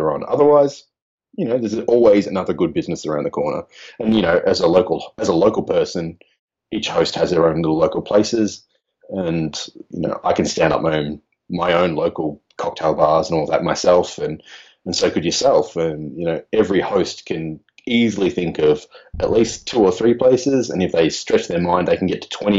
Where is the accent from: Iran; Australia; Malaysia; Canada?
Australia; I'm Australian